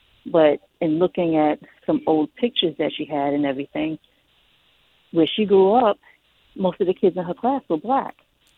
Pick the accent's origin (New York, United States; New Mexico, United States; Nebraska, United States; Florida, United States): New York, United States; New York City; My mom's parents immigrated from China to here. And we grew up in Queens, South Jamaica